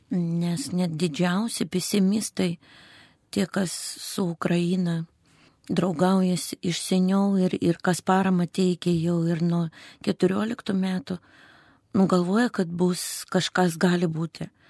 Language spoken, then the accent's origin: Lithuanian; Russia; moved away as an adult; also born or lived in Krasnoyarsk Krai; now in Lithuania; Aš gimiau šeimoje su ukrainietiška pavardė, gimiau ir užaugau Rusijoje.